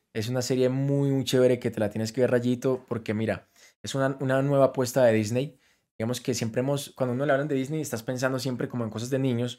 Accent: Colombia; canto música regional, siendo colombiano

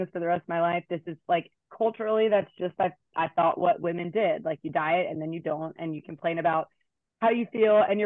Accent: Hampton, Virginia, United States; moved away as an adult; now in Blacksburg, United States; I'm from Hampton, Virginia. Have been in Blacksburg for over a decade now.

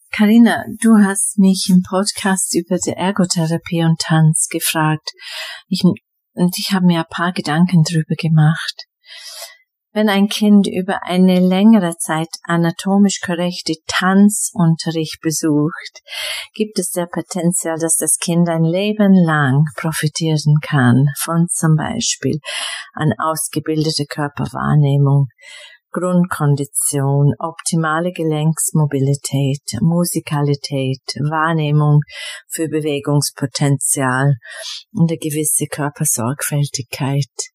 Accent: England, United Kingdom; German is a second language; moved away as an adult; also born or lived in Bregenzerwald, Austria; now in Vorarlberg, Austria; ich bin aus England, bin aber denn 1999, äh, es klingt schon eine Ewigkeit her, äh, nach Österreich gekommen

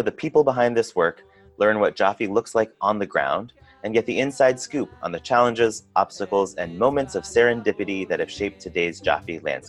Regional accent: Eastern Washington, Northern Idaho, Inland Northwest, United States; I grew up in the Inland Northwest, Eastern Washington, Northern Idaho. Part of our local Jewish community

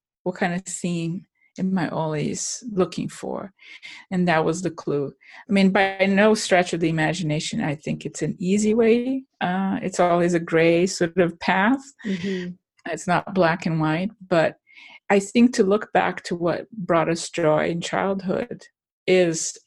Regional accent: Brazil; moved away as an adult; I'm from Brazil

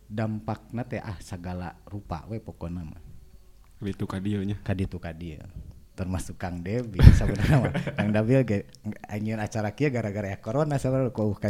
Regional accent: West Java, Indonesia; Tapi kalau kita kan orang Sunda, jadi lebih ke Akang lah.

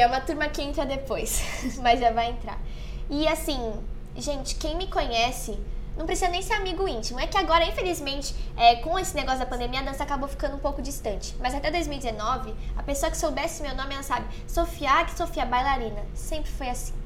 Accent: São Vicente, São Paulo, Brazil; sou de São Vicente

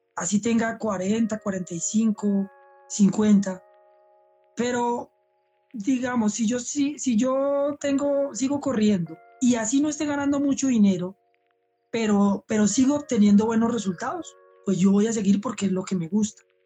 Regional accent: Colombia; yo realmente como élite colombiano

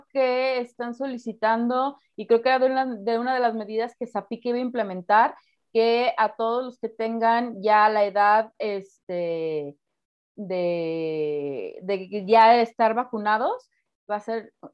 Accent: Mexico; Y que somos mexicanas

